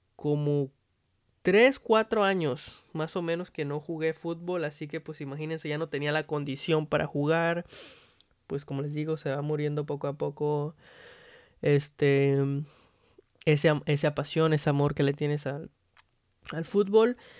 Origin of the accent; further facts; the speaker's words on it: Mexico; now in United States; la persona más orgullosa como mexicano